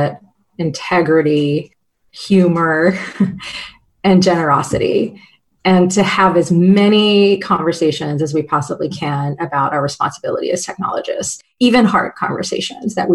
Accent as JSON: {"language": "English", "town": "Lafayette", "region": "Louisiana", "country": "United States", "tie": "born or raised there", "also_born_or_lived": "Nashville, Tennessee", "moved": "as an adult", "lives_now": "Seattle, United States", "said": "So I moved to Louisiana in second grade and was there until I left for college in 18. But I was actually born in Nashville."}